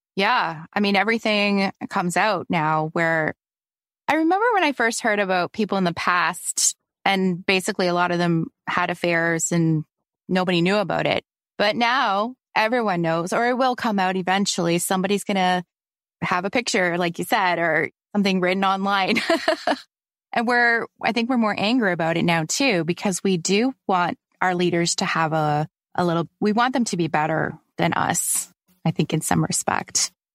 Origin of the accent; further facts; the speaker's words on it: Canada; I'm Canadian